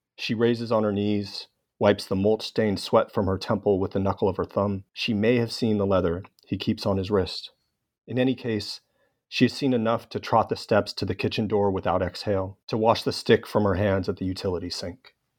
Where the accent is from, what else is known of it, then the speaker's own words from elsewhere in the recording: Los Angeles, California, United States; my hometown of Los Angeles